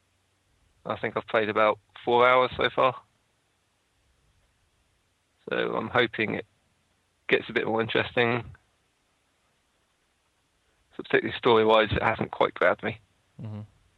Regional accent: United Kingdom

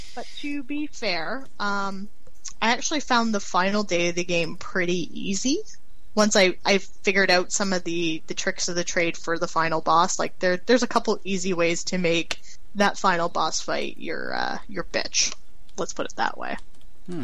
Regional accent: Canada; being Canadian myself

